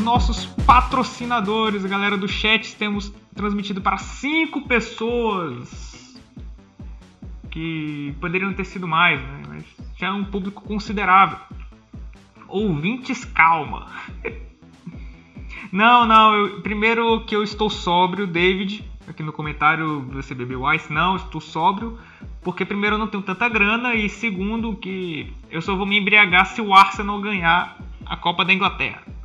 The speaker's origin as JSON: {"language": "Portuguese", "region": "Piauí", "country": "Brazil", "said": "somos do Piauí, deste estado esquecido pelo, pelas pessoas"}